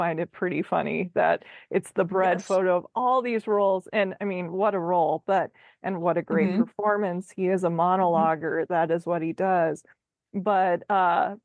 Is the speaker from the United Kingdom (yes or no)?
no; Midwest, United States; I am from the Midwest, and we are big people pleaser individuals who will smile through pain